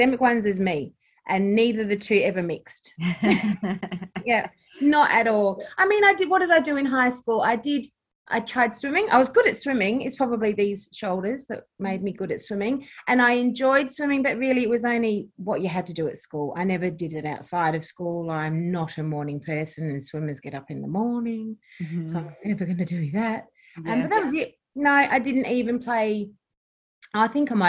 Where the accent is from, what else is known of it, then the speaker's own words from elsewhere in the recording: Adelaide, South Australia, Australia; also born or lived in England; all my sort of memories and everything are from here. I'm an Adelaide girl.